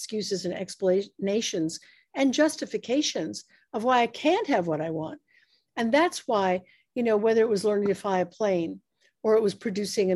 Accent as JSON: {"language": "English", "country": "United States", "said": "I'm an American"}